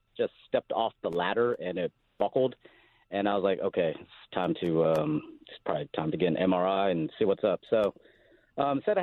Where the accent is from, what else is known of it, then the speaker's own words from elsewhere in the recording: Los Angeles, California, United States; I grew up in L.A. I went to Fairfax High